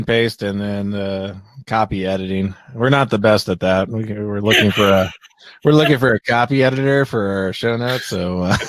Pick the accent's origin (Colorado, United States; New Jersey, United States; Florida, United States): Florida, United States; I am from Florida, but we're south of the South Line. Like the South stops at Ocala, Florida.